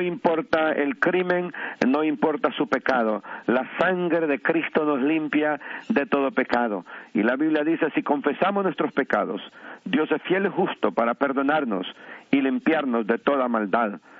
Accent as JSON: {"language": "Spanish", "town": "La Ceiba", "region": "Atlántida", "country": "Honduras", "tie": "born or raised there", "moved": "yes", "lives_now": "New York, United States", "said": "soy natural de Honduras, del bello puerto de La Ceiba"}